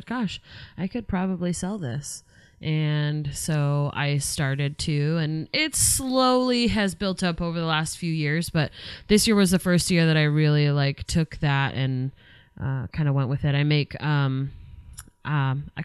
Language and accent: English; Albany, Oregon, United States; also born or lived in Gates, Oregon; moving to Albany